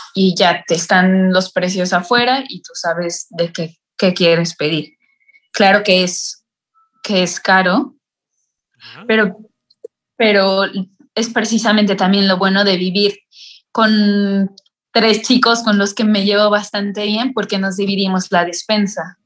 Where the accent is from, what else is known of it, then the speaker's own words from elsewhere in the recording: Mexico; moved away as an adult; now in Italy; soy una estudiante mexicana